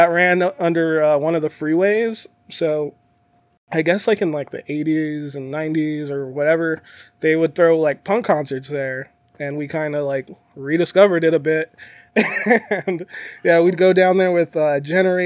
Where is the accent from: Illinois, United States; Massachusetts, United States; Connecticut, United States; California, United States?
California, United States; San Diego; moved away as an adult; also born or lived in Phoenix, Arizona; now in Las Vegas, United States; Born and raised. So first 23 years of my life were over there